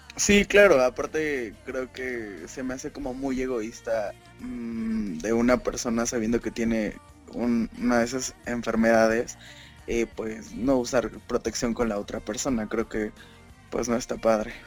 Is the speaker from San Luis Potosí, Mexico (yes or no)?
no; Mexico City, Mexico; yo soy del Distrito Federal